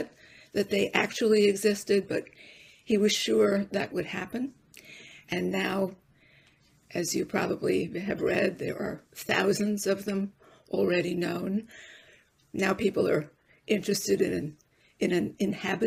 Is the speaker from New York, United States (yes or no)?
yes; New York City, New York, United States; I was raised Jewish in the Bronx